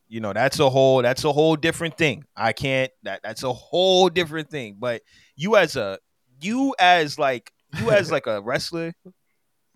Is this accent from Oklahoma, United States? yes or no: no; Miami, Florida, United States; I'm from Miami